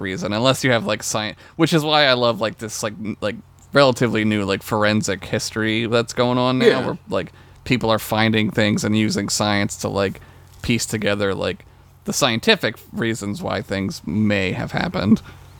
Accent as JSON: {"language": "English", "country": "United States", "said": "we are white guys from America."}